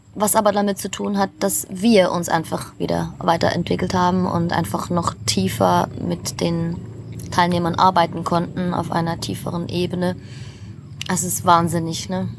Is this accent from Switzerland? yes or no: yes; Switzerland; moved away; für mich als Schweizerin